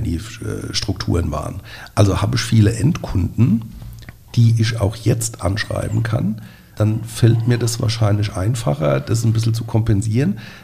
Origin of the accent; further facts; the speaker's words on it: Nierstein, Rhineland-Palatinate, Germany; Wir sind ja beide aus Nierstein